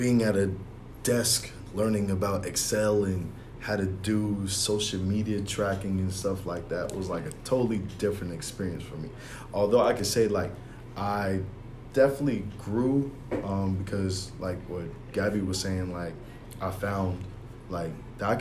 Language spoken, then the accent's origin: English; Long Island, New York, United States; I'm from Long Island